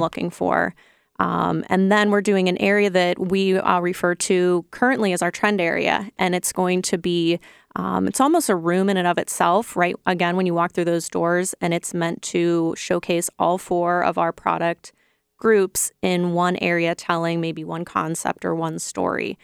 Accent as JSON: {"language": "English", "region": "Ohio", "country": "United States", "also_born_or_lived": "Chicago", "moved": "as an adult", "said": "I'm from Ohio"}